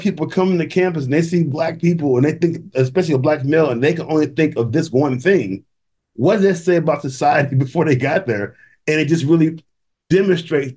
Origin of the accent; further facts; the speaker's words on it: St. Louis, Missouri, United States; moved away; I come from St. Louis, all black community